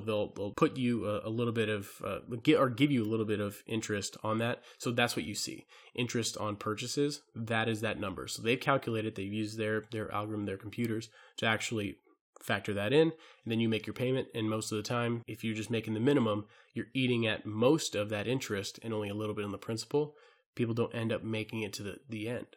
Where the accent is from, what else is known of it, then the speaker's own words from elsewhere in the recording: Hawaii, United States; I'm from Hawaii